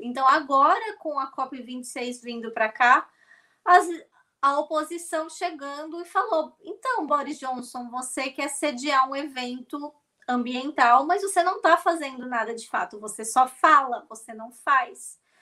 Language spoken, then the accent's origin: Portuguese; Brazil; now in Scotland, United Kingdom; nós somos do Brasil